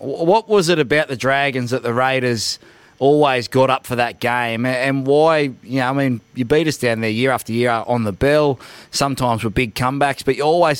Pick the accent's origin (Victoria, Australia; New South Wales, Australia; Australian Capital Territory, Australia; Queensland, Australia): Australian Capital Territory, Australia; Canberra; I'm from Canberra